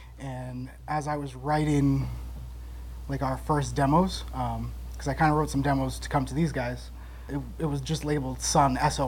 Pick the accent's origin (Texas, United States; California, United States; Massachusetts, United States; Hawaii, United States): Massachusetts, United States; New Bedford; also born or lived in Somerset, Massachusetts; I was born in New Bedford, Mass, but mm-hmm. I moved to Somerset about middle school